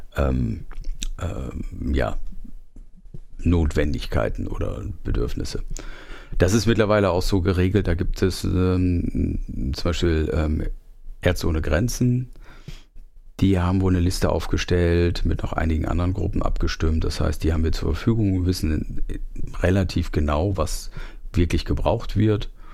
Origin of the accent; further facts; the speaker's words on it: Germany; aus meinem Heimatort Fechter